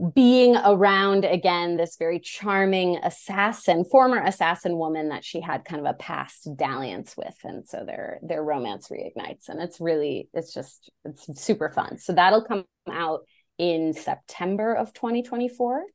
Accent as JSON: {"language": "English", "region": "Illinois", "country": "United States", "tie": "born or raised there", "moved": "yes", "lives_now": "Los Angeles, United States", "said": "I grew up in Illinois"}